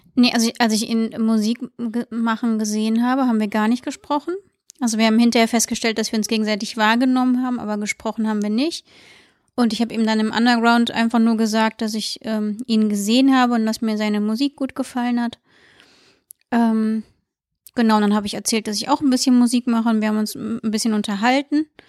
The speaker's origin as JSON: {"language": "German", "town": "Siegburg", "region": "North Rhine-Westphalia", "country": "Germany", "moved": "as an adult", "lives_now": "Cologne, Germany", "said": "Ich wohne jetzt 13 Jahre, glaube ich, in Köln und komme aus Siegburg."}